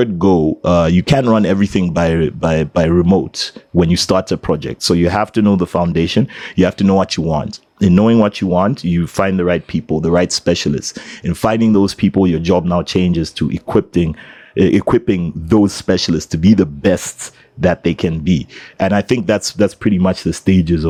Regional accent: Zambia; I'm from Zambia

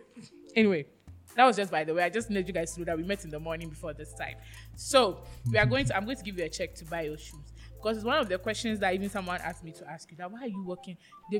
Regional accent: Jamestown, Greater Accra, Ghana; Oh, yes, I'm from Jamestown.

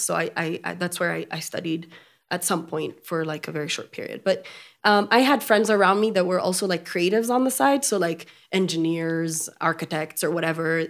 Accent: Ethiopia; first language French; English is a second language; Amharic, of course, because I was born and raised in Ethiopia. Um, my, my first tongue was French, though

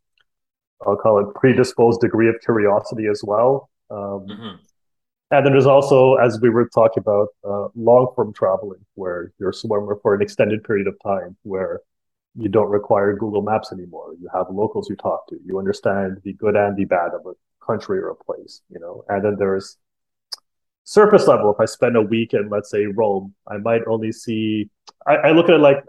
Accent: Canada; also born or lived in India / Costa Rica / Toronto; I was born in Canada

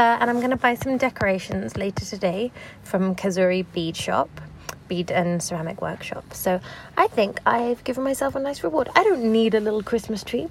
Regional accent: London, United Kingdom; growing up in London

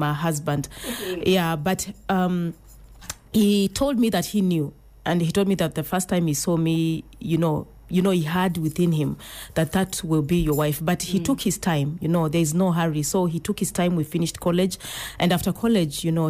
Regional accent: Machakos County, Kenya; now in Nairobi, Kenya; I'm from Machakos County, born and brought up in Machakos County, but currently I live in Nairobi

